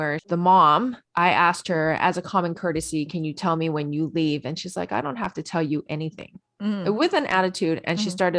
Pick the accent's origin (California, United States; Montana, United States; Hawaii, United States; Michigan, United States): Hawaii, United States; I am from Hawaii. I speak pidgin.